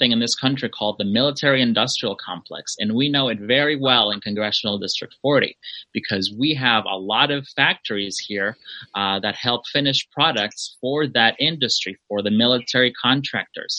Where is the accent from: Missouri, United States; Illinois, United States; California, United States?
California, United States; Los Angeles; also born or lived in Mexico; I was born in Mexico. I arrived to this area of Los Angeles when I was 9 years old